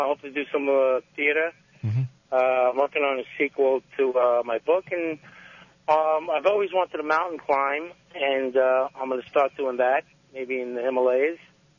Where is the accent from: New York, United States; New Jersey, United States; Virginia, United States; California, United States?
New York, United States; New York City; growing up in New York and in Brooklyn